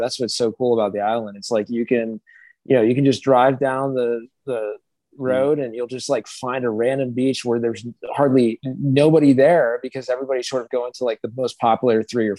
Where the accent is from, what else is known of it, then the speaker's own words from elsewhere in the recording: Ohio, United States; moved away as an adult; also born or lived in New York City; now in Puerto Rico; I grew up originally in Ohio